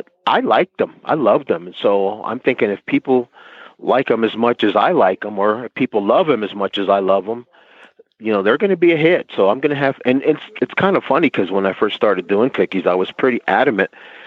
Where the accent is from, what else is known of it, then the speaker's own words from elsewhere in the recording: New Jersey, United States; I'm from New Jersey